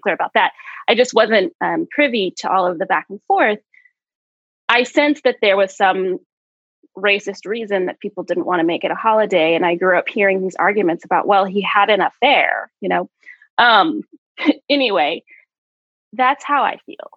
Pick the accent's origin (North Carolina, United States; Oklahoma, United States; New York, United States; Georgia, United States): Oklahoma, United States; I grew up in Oklahoma